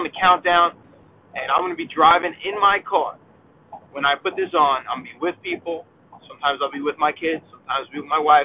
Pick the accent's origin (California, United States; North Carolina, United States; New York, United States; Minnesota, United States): New York, United States; being a New Yorker